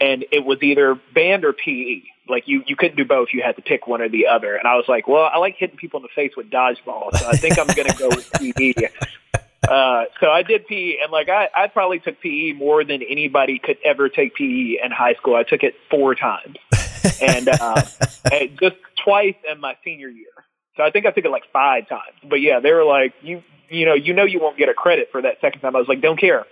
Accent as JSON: {"language": "English", "town": "Nashville", "region": "Tennessee", "country": "United States", "tie": "born or raised there", "also_born_or_lived": "Hendersonville", "said": "I was born and raised in Nashville"}